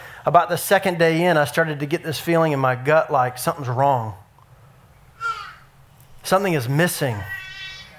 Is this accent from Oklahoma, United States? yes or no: no; Dallas, Texas, United States; I grew up in Dallas and we went to Six Flags